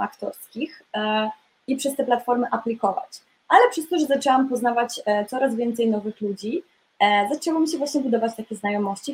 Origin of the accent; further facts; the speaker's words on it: Poland; moved away as an adult; also born or lived in Munich; now in London, United Kingdom; w Polsce miałam dosyć już taką rozwiniętą karierę taneczną i aktorsko też już się zaczynało działać ale wyjechałam z Polski